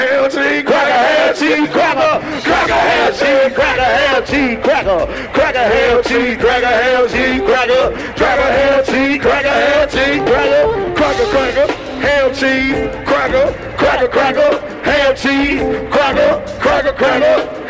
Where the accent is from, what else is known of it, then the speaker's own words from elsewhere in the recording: Mississippi, United States; I'm from Mississippi.